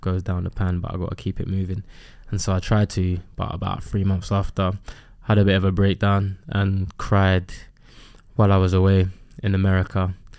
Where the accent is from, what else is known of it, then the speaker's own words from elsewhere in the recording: London, United Kingdom; I grew up in Custom House on an estate.